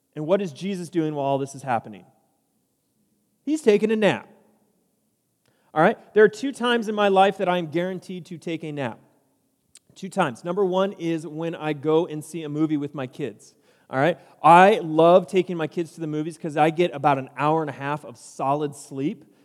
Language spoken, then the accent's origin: English; San Diego, California, United States; moved away as an adult; now in Cedar Park, United States; I grew up in San Diego